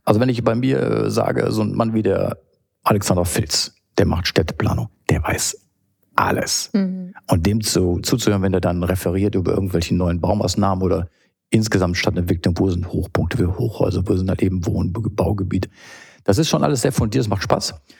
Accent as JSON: {"language": "German", "town": "Düsseldorf", "region": "North Rhine-Westphalia", "country": "Germany", "tie": "born or raised there", "said": "ist Heimat natürlich"}